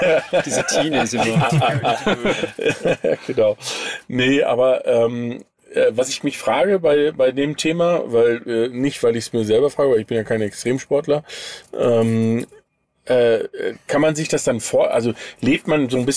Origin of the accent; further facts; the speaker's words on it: North Rhine-Westphalia, Germany; ich komme aus dem Sauerland, aber mein Vater war Berufssoldat und ich bin mein Leben lang durch die Weltgeschichte gezogen.